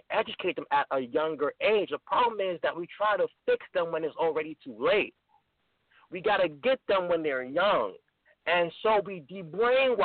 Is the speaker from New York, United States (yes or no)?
yes; New York City, New York, United States; moved away as an adult; also born or lived in College Park, Maryland; I grew up in Brooklyn, New York, but I went to the University of Maryland, College of Park, to pursue my degree